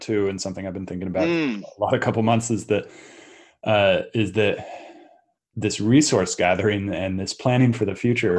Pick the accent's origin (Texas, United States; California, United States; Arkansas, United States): California, United States; Silicon Valley; moved away as an adult; also born or lived in Brazil; I grew up in Silicon Valley, I grew up in this area